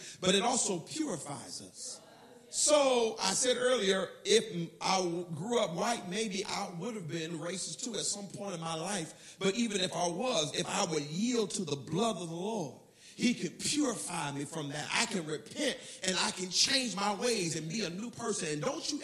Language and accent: English; United States; I was from America